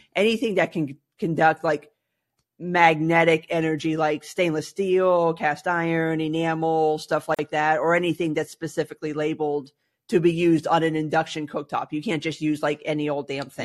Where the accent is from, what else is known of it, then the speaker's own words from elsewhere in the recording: South Florida, United States; growing up in South Florida, gas appliances were basically not a thing